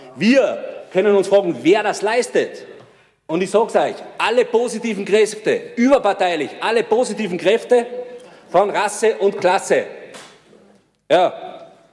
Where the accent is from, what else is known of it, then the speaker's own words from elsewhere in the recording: Tyrol, Austria; als Tiroler